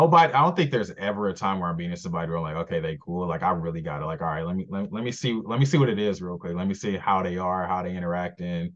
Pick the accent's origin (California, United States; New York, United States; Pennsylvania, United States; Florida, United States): California, United States; Los Angeles; it's like half the people in our room was from LA. So we had that common ground.